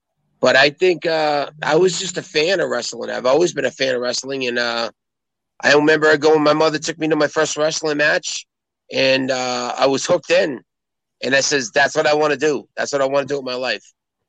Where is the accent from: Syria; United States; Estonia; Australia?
United States; Boston, Massachusetts; I grew up in South Boston.